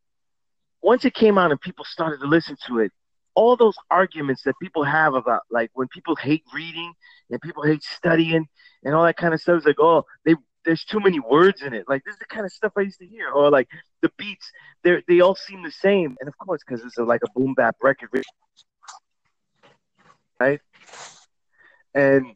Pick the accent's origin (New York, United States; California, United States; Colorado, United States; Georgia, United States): New York, United States; New York City; I'm from Sunset Park that was really a Puerto Rican neighborhood